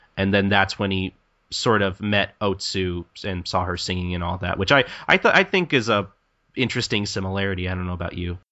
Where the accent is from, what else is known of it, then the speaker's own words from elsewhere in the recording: United States; I'm American and I'm English